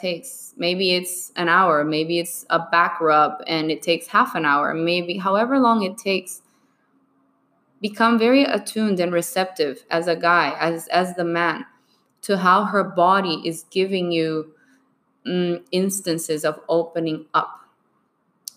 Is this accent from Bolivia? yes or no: yes; Bolivia; moved away; I was born and raised in Bolivia.